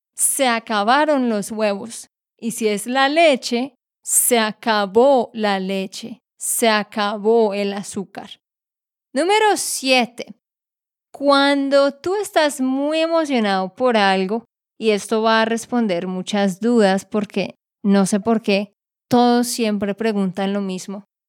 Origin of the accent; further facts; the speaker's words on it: Santander, Colombia; de Santander, Colombia